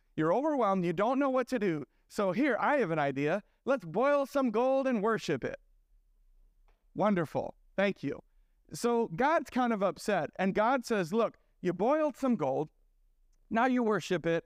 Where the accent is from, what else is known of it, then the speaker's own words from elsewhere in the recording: Sioux Falls, South Dakota, United States; moved away; so I'm from Sioux Falls originally.